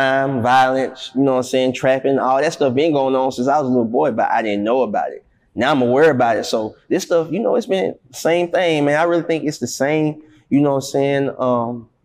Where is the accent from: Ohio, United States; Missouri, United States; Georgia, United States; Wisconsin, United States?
Georgia, United States; Atlanta; I was born on the West Side, and I was raised on the West Side for the early childhood of my life